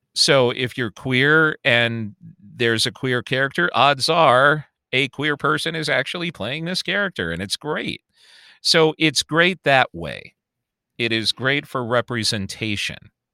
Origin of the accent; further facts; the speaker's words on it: Chicago, Illinois, United States; accent: Chicago; moved away; I am also born and raised in Chicago. I'm, I was born on the South Side, moved to the North Side, Chicagoan through and through